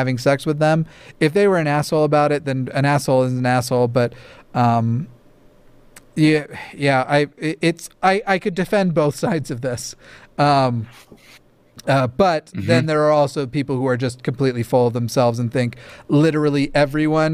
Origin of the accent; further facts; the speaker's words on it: Levittown, New York, United States; My family, we're from Levittown, Long Island